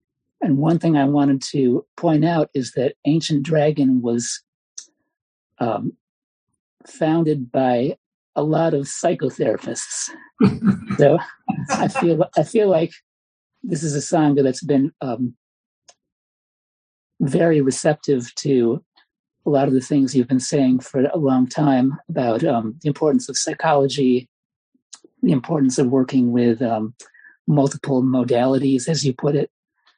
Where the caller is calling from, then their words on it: Michigan, United States; Hi, I'm listening from Michigan. And I used to live in Chicago